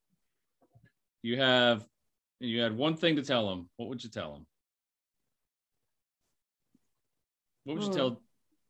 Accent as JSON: {"language": "English", "region": "Oregon", "country": "United States", "tie": "born or raised there", "also_born_or_lived": "California", "moved": "yes", "said": "I grew up in Oregon"}